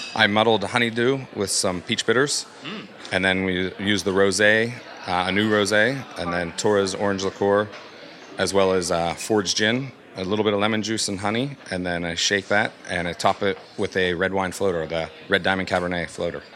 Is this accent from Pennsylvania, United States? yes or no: yes; Pittsburgh, Pennsylvania, United States; I'm from Pittsburgh, Pennsylvania.